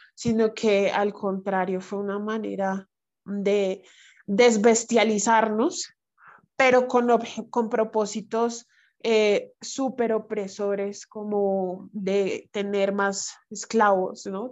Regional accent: Bogotá, Colombia; accent: bogotano; Yo soy afro bogotana soy negra de Colombia

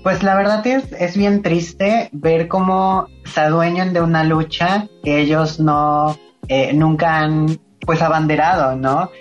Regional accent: Veracruz, Mexico; soy del estado de Veracruz, soy jarocha

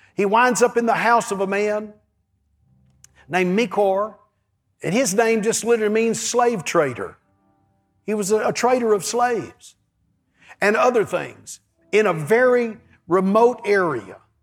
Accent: East Texas, United States; I grew up in East Texas, and there's so many creeks and rivers that run all over there.

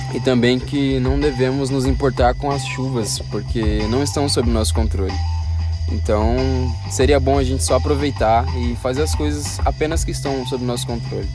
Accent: Brazil; Sou brasileiro e falo do jeito que eu quero

